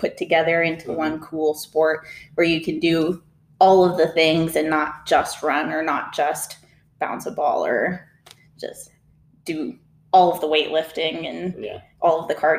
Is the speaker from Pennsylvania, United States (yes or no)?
no; Cypress, Texas, United States; also born or lived in Rhode Island / Miami / Alabama; so I grew up in Cypress, Houston area. But as a kid, I lived all over the United States. So Rhode Island, Miami, Alabama.